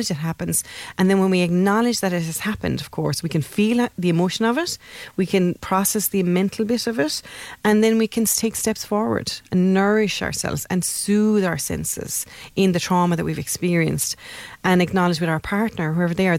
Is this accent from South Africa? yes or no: no; Ireland; we're Irish